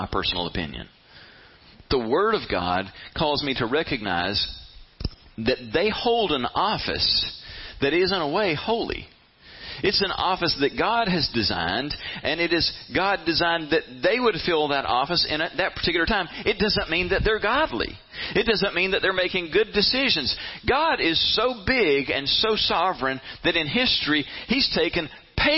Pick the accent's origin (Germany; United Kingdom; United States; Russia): United States; I am an American. I love coming home to America.